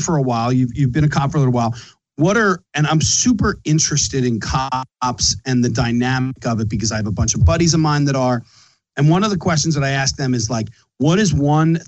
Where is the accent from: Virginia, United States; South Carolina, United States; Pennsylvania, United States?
Pennsylvania, United States; Philadelphia; accent: Philly; I'm from Philly